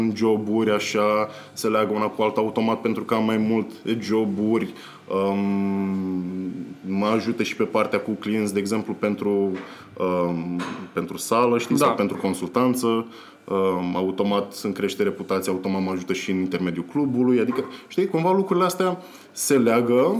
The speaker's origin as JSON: {"language": "Romanian", "town": "Constanța", "region": "Constanța County", "country": "Romania", "moved": "as an adult", "said": "eu vin din Constanța și când eram în Constanța, uh, pentru cineva de vârsta mea care era la facultate"}